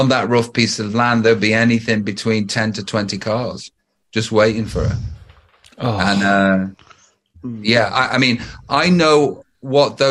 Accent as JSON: {"language": "English", "town": "Stoke-on-Trent", "region": "West Midlands", "country": "United Kingdom", "also_born_or_lived": "Los Angeles", "moved": "yes", "said": "I'm from Stoke-on-Trent"}